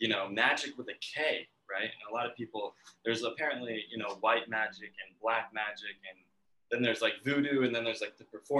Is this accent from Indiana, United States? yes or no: no; Bethalto, Illinois, United States; Yeah, so I grew up in Bethalto, Illinois.